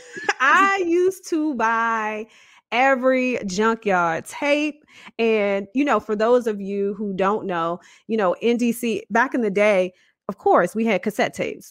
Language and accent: English; Washington, District of Columbia, United States; I was born and raised in Southeast Washington, D C